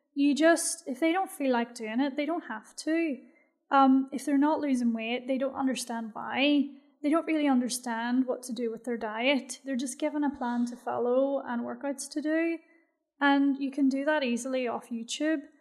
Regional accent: Belfast, Northern Ireland, United Kingdom; moved away as an adult; now in Bahrain

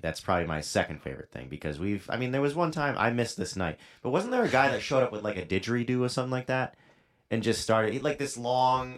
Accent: Middletown, Rhode Island, United States; also born or lived in Newport, Rhode Island; I was born in Newport. I've lived my whole life in Middletown, which is the town right next to Newport.

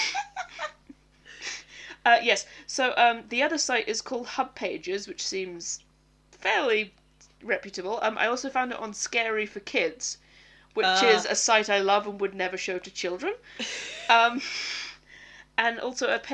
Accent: Scotland, United Kingdom; I sometimes get asked, where are you from? And I say Scotland

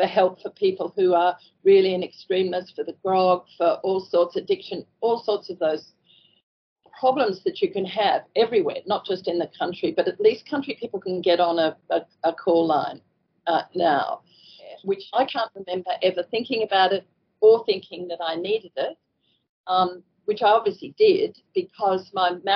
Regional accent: Toowoomba, Queensland, Australia; moved away as an adult; also born or lived in Kimberley / Brunette Downs; I was born in Toowoomba, I mean, it was a small country town at the time, and I did go to Pony Club

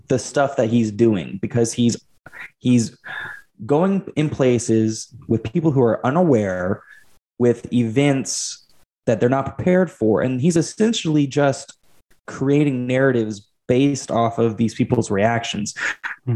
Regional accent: Fort Smith, Arkansas, United States; my hometown of Fort Smith, Arkansas

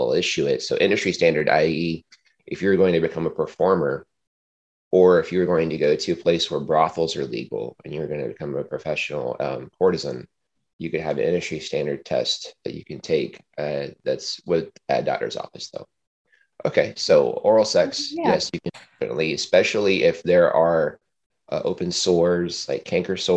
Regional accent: United States; I grew up here in America

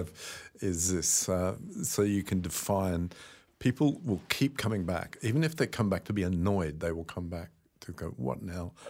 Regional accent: Australia; maybe this is being Australian

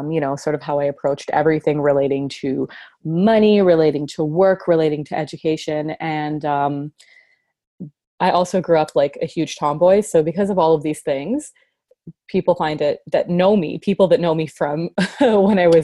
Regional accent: Mississauga, Ontario, Canada; I grew up in Toronto in a suburb called Mississauga.

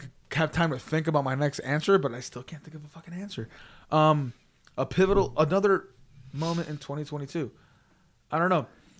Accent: Las Vegas, Nevada, United States; We're all from Vegas. We all live here

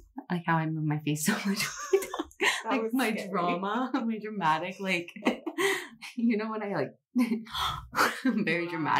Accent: Central Pennsylvania, United States; accent: Pennsylvania; moved away as an adult; I definitely get like my, how I say my vowels from the valley.

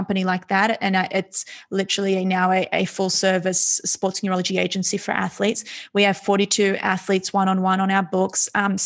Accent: Australia; I was born and raised in Australia to immigrant parents

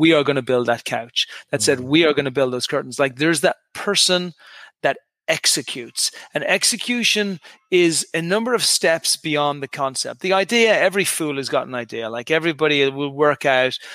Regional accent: Dublin, Leinster, Ireland; moved away as an adult; also born or lived in United Kingdom / New York / Dallas / Houston; now in Santa Monica, United States; I'm an Irish guy originally. I came from Dublin, Ireland. Left to Ireland when I was 18 or 19.

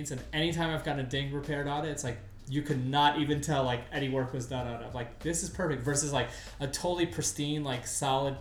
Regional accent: New York, United States; moved away; I'm from New York. I'm a hardcore Knicks fan.

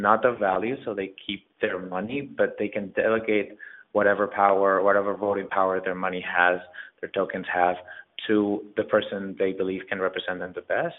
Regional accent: Spain; English is a second language; now in New York City, United States; I moved to New York City from Spain 6 years ago

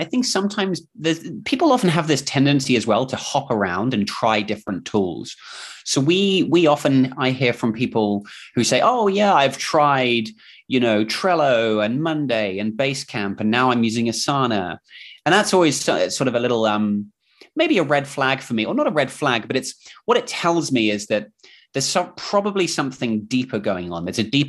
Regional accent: England, United Kingdom; accent: mix of English and Kiwi New Zealand accent; now in New Zealand; And I'm actually from England, from the UK, but I moved here with my family about 15 years ago. So if you're wondering what is this accent, it's sort of a mix of English slash Kiwi New Zealand accent.

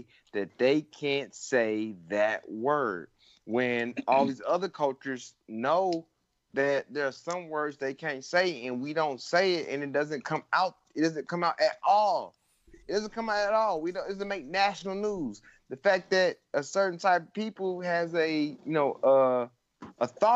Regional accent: the South, United States; I grew up in the South

